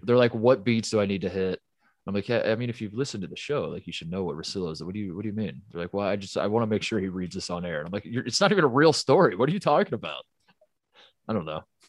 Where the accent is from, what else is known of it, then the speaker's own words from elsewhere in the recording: Midwest, United States; I'm from the Midwest